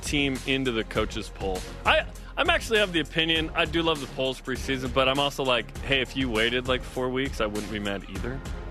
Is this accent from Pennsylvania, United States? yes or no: yes; Erie, Pennsylvania, United States; I'm from Erie, PA.